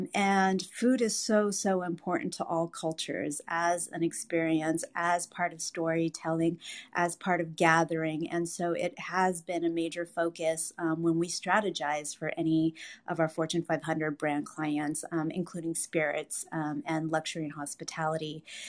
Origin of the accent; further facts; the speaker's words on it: Southern California, United States; also born or lived in Vietnam / Iowa; now in Hollywood, United States; I am Vietnamese American. I grew up in Iowa by way of Vietnam as a refugee, and then grew up in Southern California, and now I live in Hollywood.